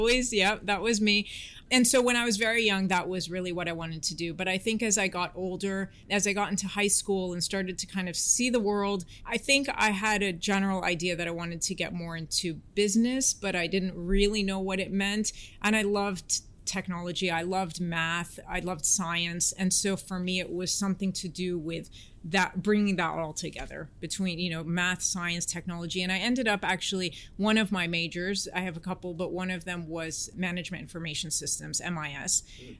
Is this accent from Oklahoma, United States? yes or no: no; San Francisco, California, United States; accent: American; also born or lived in Washington, D.C.; Between San Francisco, Washington, D.C., and that was pretty much it, yeah.